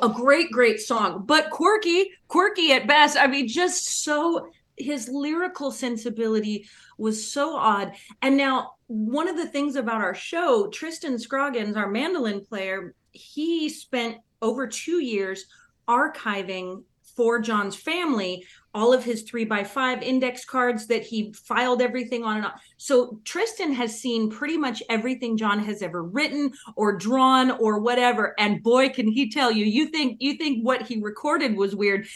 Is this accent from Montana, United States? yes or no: no; Northern California, United States; I grew up in Northern California